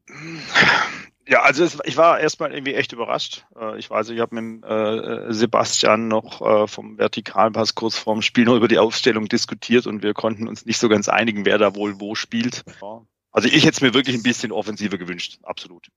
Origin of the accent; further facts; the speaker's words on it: Remshalden, Baden-Württemberg, Germany; Ich bin ähm, aber im Remstal äh, aufgewachsen